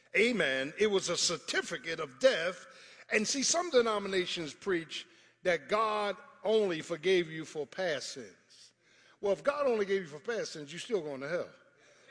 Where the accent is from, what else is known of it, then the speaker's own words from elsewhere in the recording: Philadelphia, Pennsylvania, United States; I'm from South Philly. I ain't from Sicklerville, I'm from South Philly